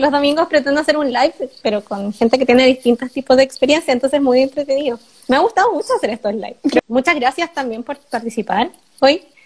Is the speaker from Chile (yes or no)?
yes; Chile; moved away as an adult; now in Germany; ninguno de nosotros tiene buen inglés saliendo de la U en Chile